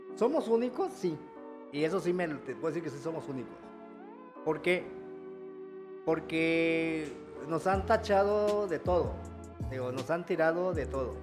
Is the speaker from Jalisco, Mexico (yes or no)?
no; Chiapa de Corzo, Chiapas, Mexico